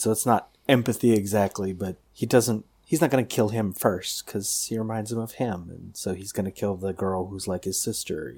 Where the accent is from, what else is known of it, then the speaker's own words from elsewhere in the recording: Pasadena, California, United States; I grew up in Pasadena and visited South Pasadena a lot